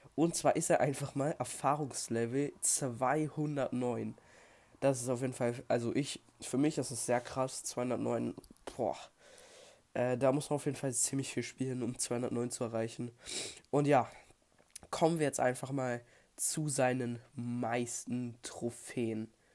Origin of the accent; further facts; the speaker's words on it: Germany; bei uns in Deutschland